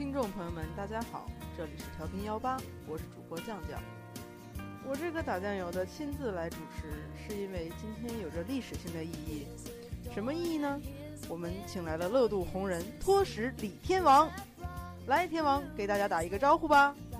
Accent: Northeast China, China; 其实我们都是东北老乡

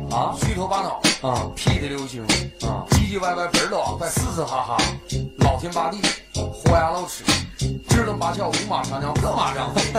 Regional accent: Northeast China, China; 我爱我家乡，我爱东北话，我爱东北这成语，把它发扬光大。

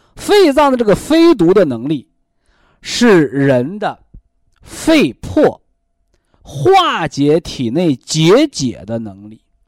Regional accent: China; 我们中国人

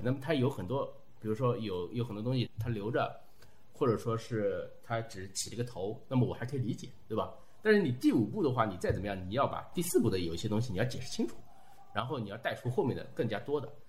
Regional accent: China; 我们中国人

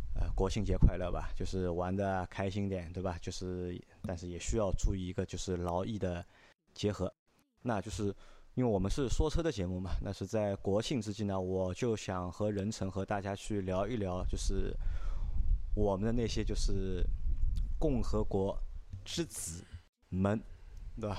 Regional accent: southern China, China; 我是南方人

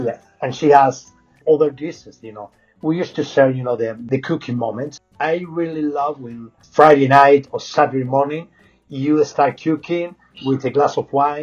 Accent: Salamanca, Castile and León, Spain; English is a second language; moved away; I'm from Salamanca

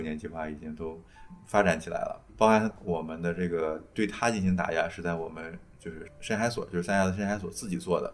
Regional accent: Heze, Shandong, China; now in Qingdao, China; 其实我小时候我是山东人嗯，但是我不是在靠青岛这个海边嗯。但是我姥姥家是这个山东烟台的嗯。，就是莱阳

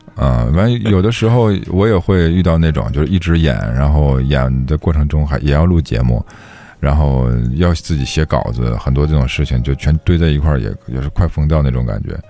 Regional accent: Heilongjiang, China; 我们老家黑龙江

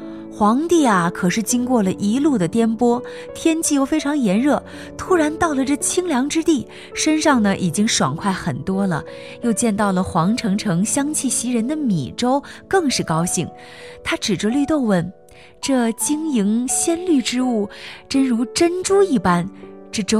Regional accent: Jinzhong, Shanxi, China; 我工作的地方是晋商故里，山西省晋中市，这里呢也是我的祖籍所在地，所以我是一个地地道道的晋中人。

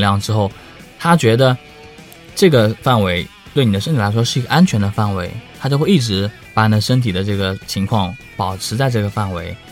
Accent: Hangzhou, Zhejiang, China; moved away; also born or lived in Beijing; 其实我是杭州人

